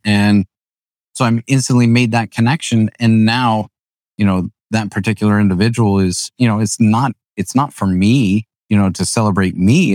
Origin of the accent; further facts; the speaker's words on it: New Holland, Pennsylvania, United States; I grew up in New Holland